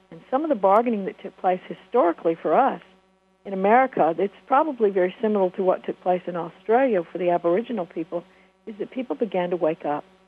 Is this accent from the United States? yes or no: yes; United States